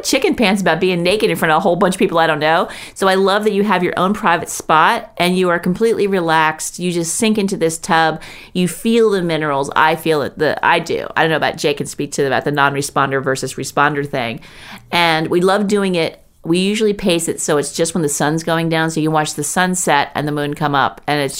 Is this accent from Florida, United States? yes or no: yes; Florida, United States; I grew up in Florida where there's moisture